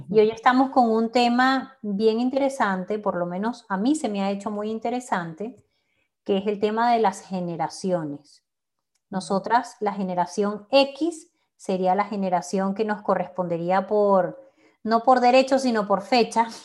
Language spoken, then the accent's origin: Spanish; Naguanagua, Carabobo, Venezuela; moved away as an adult; also born or lived in United States / Valencia, Venezuela; now in Houston, United States; Yo vivo en Madrid. Y yo en Houston, pero ambas nacimos y crecimos